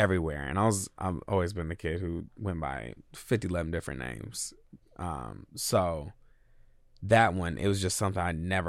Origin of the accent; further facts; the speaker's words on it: United States; I'm American, very American at the same time.